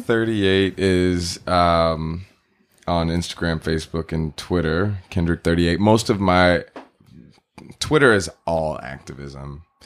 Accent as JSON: {"language": "English", "region": "Texas", "country": "United States", "tie": "born or raised there", "moved": "yes", "lives_now": "California, United States", "said": "I grew up in Texas"}